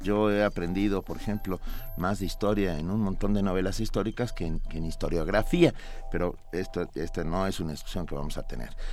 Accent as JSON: {"language": "Spanish", "country": "Mexico"}